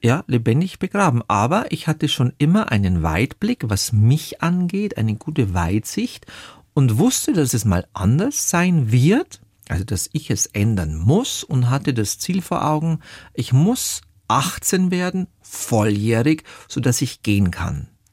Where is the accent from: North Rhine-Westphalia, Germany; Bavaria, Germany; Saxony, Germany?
Bavaria, Germany; Zwiesel; moved away; also born or lived in Munich; Meine Kindheit und Jugend im bayerischen Wald war geprägt von Demütigungen und Einsamkeit